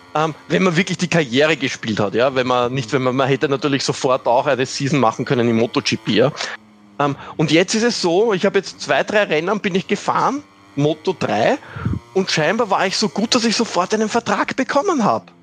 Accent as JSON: {"language": "German", "country": "Austria", "said": "als Österreicher"}